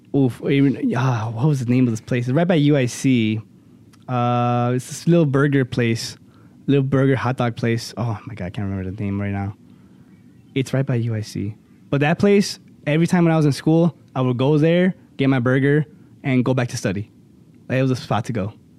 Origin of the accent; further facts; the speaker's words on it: Cicero, Illinois, United States; a little, uh, pizza place by my hometown, Cicero